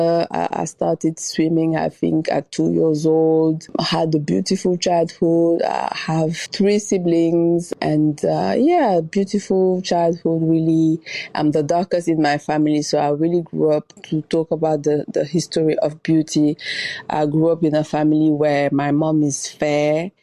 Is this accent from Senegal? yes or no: yes; Dakar, Senegal; moved away; also born or lived in Paris; I was born in Dakar, Senegal, from two Senegalese parents